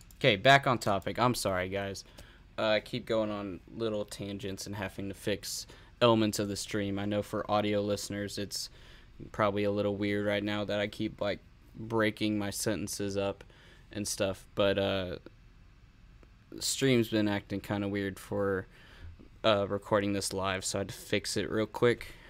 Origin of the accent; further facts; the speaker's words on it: San Antonio, Texas, United States; I live in San Antonio. I'm from San Antonio